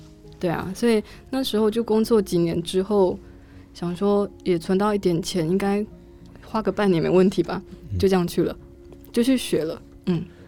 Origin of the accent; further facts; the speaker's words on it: Taiwan; first language Chinese; moved away; also born or lived in South Korea; 比如说我们台湾人形容东西很好吃，会有什么样的形容词，或是什么样的表现？